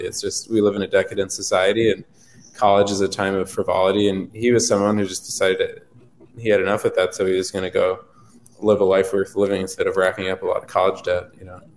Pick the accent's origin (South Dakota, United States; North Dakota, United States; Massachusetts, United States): North Dakota, United States; Western; also born or lived in Twin Cities, Minnesota / Washington D.C. / Manhattan; now in Bismarck, United States; I'm originally from Western North Dakota